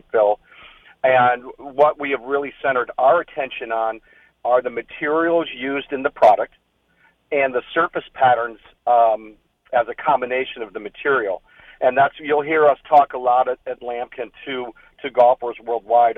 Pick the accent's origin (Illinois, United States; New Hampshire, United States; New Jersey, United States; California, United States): Illinois, United States; Chicago; now in San Diego, United States; I grew up in Chicago